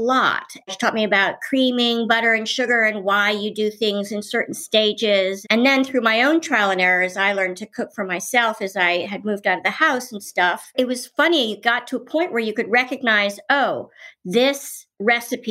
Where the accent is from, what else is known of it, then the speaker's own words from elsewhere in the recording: Washington, District of Columbia, United States; also born or lived in Paris; when I grew up in Washington, D.C.